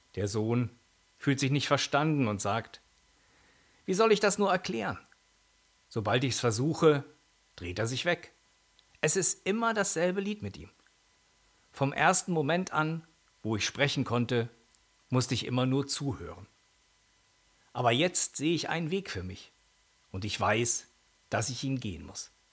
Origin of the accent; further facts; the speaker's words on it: Holzminden, Lower Saxony, Germany; meine Heimatstadt Holzminden